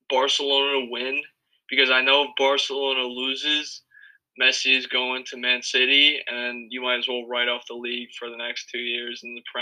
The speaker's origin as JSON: {"language": "English", "country": "United States", "said": "I'm American"}